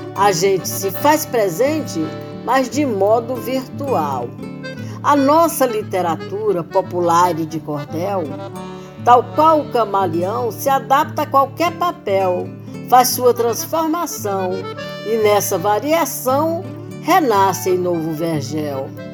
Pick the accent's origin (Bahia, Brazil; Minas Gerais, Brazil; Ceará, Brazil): Ceará, Brazil; Poeiras; moved away; Eu nasci em Poeiras, no Ceará